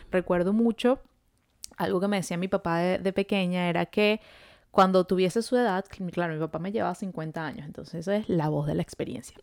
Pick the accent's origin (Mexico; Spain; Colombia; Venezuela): Venezuela; now in Montreal, Canada